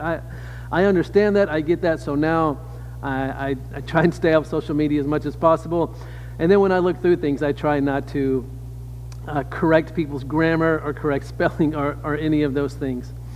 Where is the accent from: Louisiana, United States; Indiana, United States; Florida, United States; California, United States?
Louisiana, United States; I am from the South. I grew up in Louisiana